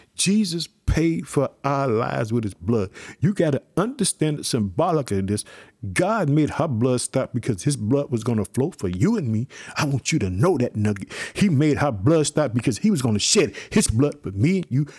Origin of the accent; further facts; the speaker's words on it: Illinois, United States; also born or lived in Chicago, Illinois; My home state, Illinois. I live in the city of Chicago.